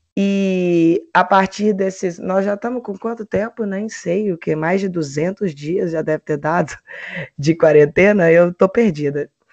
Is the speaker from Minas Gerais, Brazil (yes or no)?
yes; Belo Horizonte, Minas Gerais, Brazil; sou de Belo Horizonte, Minas Gerais